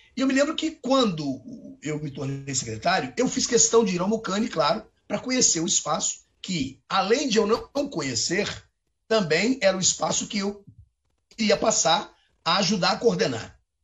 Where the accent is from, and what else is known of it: Brazil; accent: Brazilian